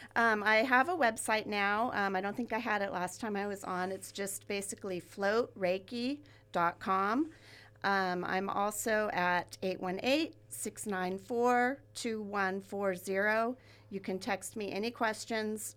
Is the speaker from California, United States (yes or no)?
yes; Ventura, California, United States; I grew up here in Ventura, and I live now where I grew up